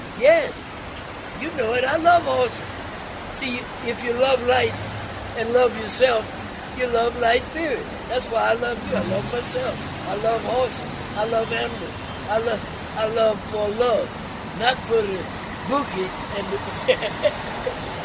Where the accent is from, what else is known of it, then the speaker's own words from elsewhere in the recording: Virginia, United States; also born or lived in Williamsburg, Virginia; now in New York, United States; I was raised in Virginia